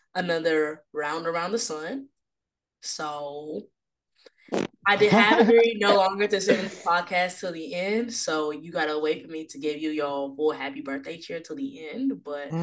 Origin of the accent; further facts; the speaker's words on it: Houston, Texas, United States; now in Chicago, United States; I do live in Chicago now, born and raised in Houston, but now I live in Chicago.